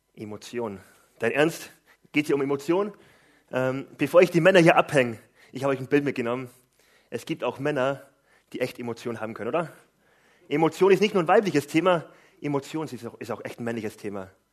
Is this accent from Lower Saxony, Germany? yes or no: yes; Gifhorn, Lower Saxony, Germany; Ich komme aus Gifhorn